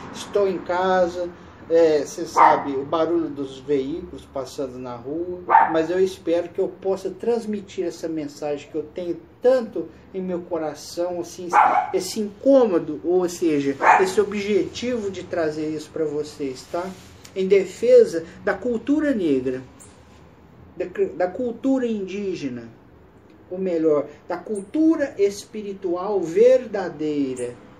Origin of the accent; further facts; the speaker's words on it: Brazil; sou brasileiro